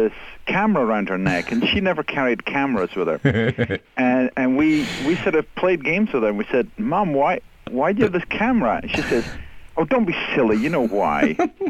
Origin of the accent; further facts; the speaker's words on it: Aberdeen, Scotland, United Kingdom; moved away; But I was actually raised in the city of Aberdeen, which is on the northeast coast. It's an oil city. And so it's changed profoundly since I was a kid.